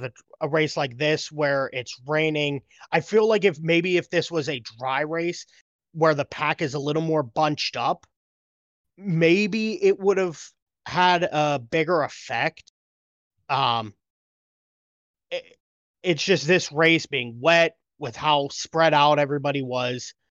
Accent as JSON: {"language": "English", "country": "United States", "said": "as an American, you know, racing fan"}